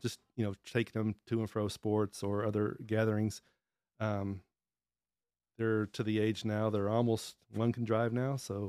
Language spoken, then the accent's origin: English; Dallas, Texas, United States; I grew up in Dallas